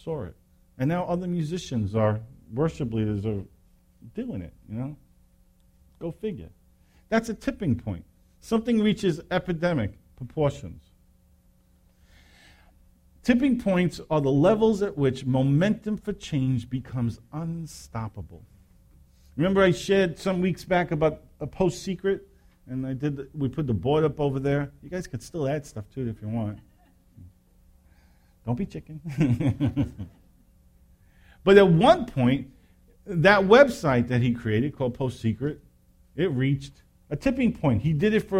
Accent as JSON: {"language": "English", "region": "New York", "country": "United States", "tie": "born or raised there", "said": "I grew up in New York"}